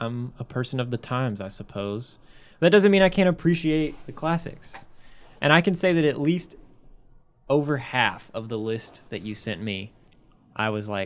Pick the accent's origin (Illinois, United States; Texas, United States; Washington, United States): Illinois, United States; Chicago; born there; As someone that was born in Chicago, that's kind of a growing up experience